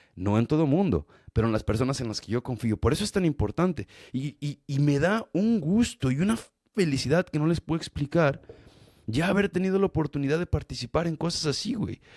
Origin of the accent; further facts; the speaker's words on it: Mexico; soy mexicano